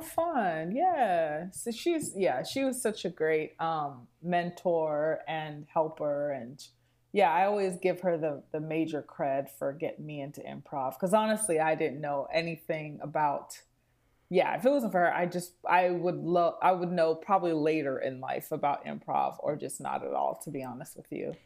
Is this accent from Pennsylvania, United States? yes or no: no; Houston, Texas, United States; moved away as an adult; also born or lived in New York; now in Chicago, United States; I'm from Houston, Texas.